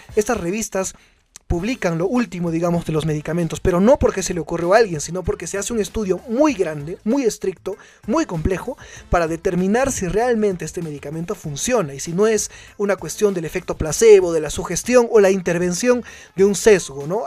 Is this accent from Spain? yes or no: no; Cusco, Peru; nosotros como cusqueños